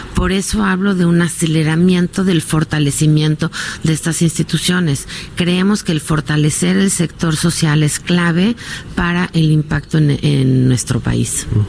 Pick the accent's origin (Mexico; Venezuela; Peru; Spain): Mexico